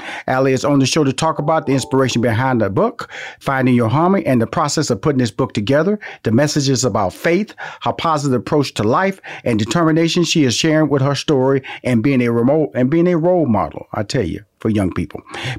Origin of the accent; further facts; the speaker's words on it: Houston, Texas, United States; I'm from Houston, Texas, so this is going to be a good call.